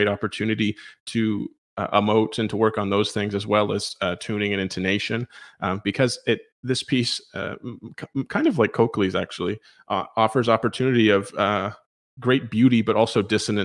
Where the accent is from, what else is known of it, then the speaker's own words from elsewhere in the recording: Prince Edward Island, Canada; moved away as an adult; also born or lived in Toronto; I'm originally from Prince Edward Island, which is Canada's smallest province